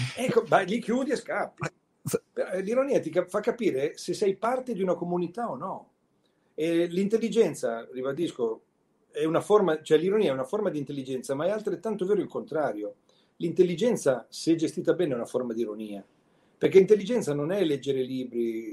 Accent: Milan, Lombardy, Italy; con la mia melanesità

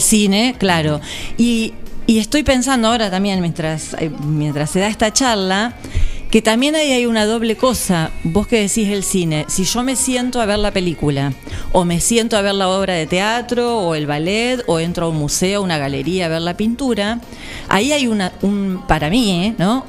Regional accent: General Pinto, Buenos Aires Province, Argentina; moved away as an adult; now in Nueve de Julio, Argentina; allá en Pinto nací, sigo teniendo toda mi familia, hice el jardín, la primaria, la secundaria

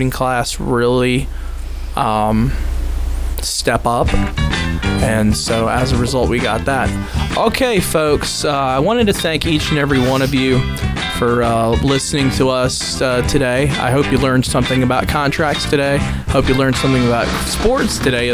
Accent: Texas, United States; I'm from Texas

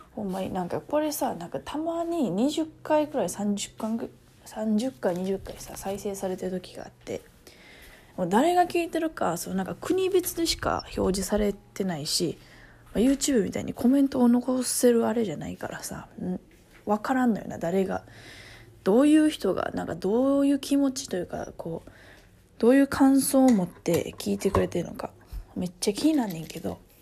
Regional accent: Kansai, Japan; accent: Kansai dialect; now in Okinawa, Japan; 私関西人やし関西弁めっちゃ多分私も関西弁きつい方

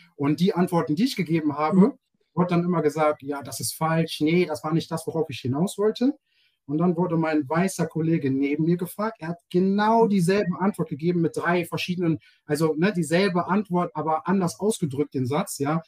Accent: Germany; Ich bin in Deutschland geboren als, ähm, als äh, POC, ähm, hm, als Black Person in Germany, äh, Afro-German. Und ähm, ich fühle mich als Deutscher

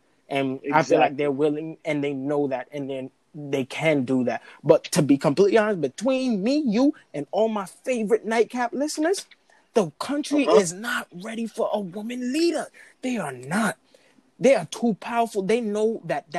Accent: New York City, New York, United States; I come from Brooklyn.

